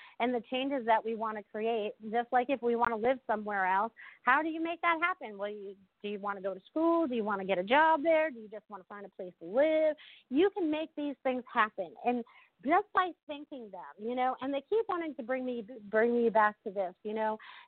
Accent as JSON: {"language": "English", "region": "New England", "country": "United States", "tie": "born or raised there", "moved": "yes", "lives_now": "Sarasota, United States", "said": "growing up in New England"}